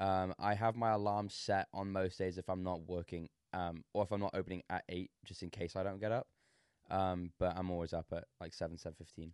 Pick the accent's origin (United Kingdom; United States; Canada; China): United Kingdom; England; I'm English.